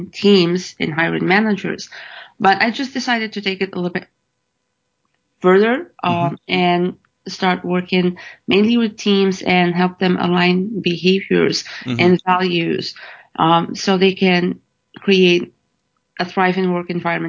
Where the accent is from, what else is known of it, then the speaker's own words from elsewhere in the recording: Morocco; moved away as an adult; now in United States; I've been born and raised in Morocco